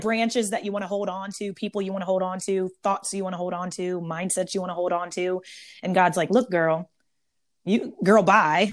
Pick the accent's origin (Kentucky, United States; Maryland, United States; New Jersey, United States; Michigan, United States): Maryland, United States; now in San Diego, United States; I'm born and raised in Maryland, um, East Coast turned West Coast. I live in Southern California now in San Diego